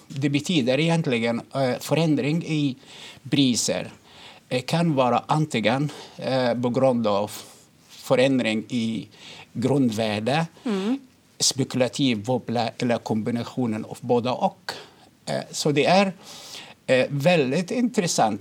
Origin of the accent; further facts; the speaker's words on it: Egypt; now in Sweden; jag kommer från Egypten